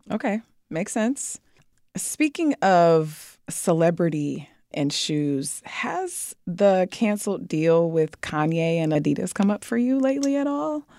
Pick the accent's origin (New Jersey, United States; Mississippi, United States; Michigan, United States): Michigan, United States; Detroit; I'm from Detroit